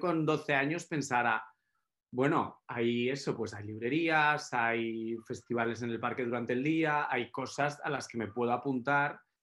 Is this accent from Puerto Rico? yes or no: no; Málaga, Andalusia, Spain; yo crecí en Málaga